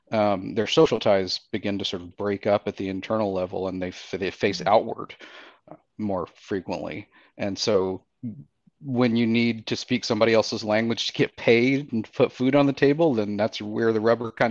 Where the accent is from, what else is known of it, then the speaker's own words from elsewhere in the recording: Birmingham, Alabama, United States; I'm a citizen of the Eastern Band of Cherokee Indians. I was brought up in Birmingham, Alabama, because my mother left the Quala boundary when she was 14 to escape some sort of bad family circumstances. And I was raised in Alabama.